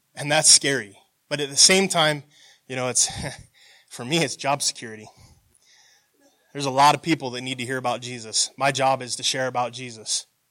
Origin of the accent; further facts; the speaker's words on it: United States; growing up in America, we're taught to be proud of your country